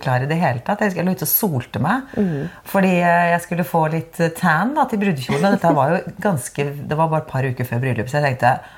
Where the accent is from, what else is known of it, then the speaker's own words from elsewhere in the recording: Oslo, Norway; also born or lived in Bærum; den kirken jeg liksom vokste opp i, som heter Majorstuen kirke